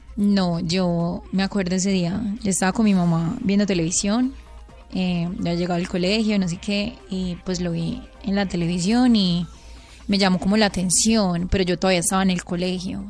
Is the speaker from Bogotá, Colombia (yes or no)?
no; Caucasia, Antioquia, Colombia; el pueblo de donde yo soy, yo soy de Caucasia, Antioquia